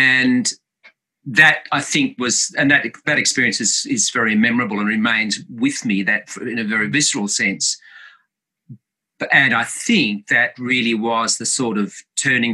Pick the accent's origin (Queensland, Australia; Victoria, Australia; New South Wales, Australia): New South Wales, Australia; Tamworth; I was born in Tamworth, and my parents were very much the mainstays of the musical theatre company there